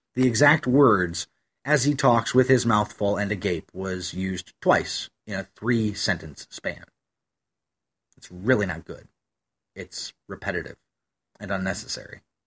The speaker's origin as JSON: {"language": "English", "region": "Western New York", "country": "United States", "tie": "born or raised there", "said": "I grew up in Western New York, which is lousy with sycamore trees."}